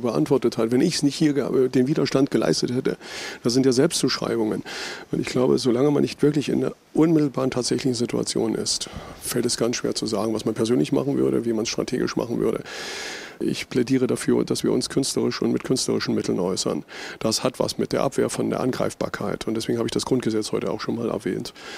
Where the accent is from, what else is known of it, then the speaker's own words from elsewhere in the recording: eastern Germany, Germany; Wir haben euch aber eine Wende voraus